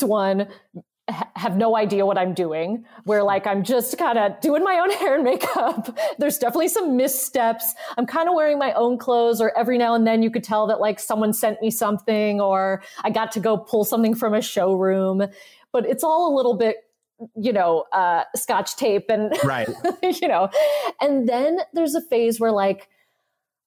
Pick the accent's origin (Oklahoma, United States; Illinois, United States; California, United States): California, United States; South Pasadena; I grew up in South Pasadena